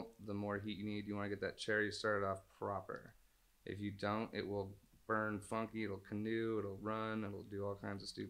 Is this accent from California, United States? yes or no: yes; California, United States; And because we are from NorCal, we have a lot more ties